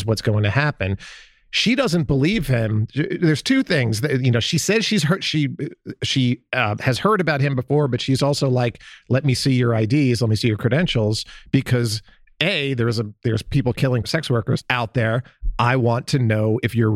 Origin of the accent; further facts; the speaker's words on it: Columbus, Ohio, United States; my hometown